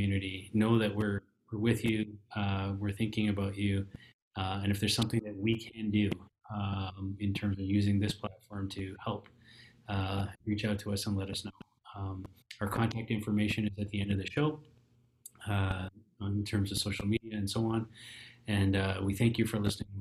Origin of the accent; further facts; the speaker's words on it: Canada; we're Canadian and we're all about hockey.